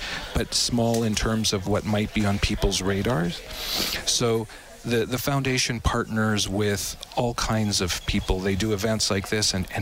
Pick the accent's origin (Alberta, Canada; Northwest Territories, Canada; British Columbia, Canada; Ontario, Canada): Alberta, Canada; Edmonton; moved away as an adult; I'm originally from Edmonton, and I was away for several years